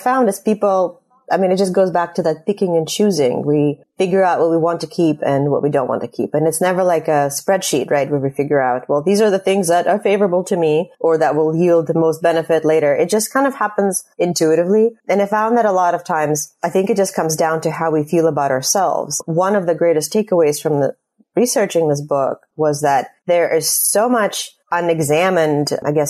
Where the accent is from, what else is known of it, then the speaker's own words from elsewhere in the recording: Russia; moved away; I'm leaving, I'm immigrating from Russia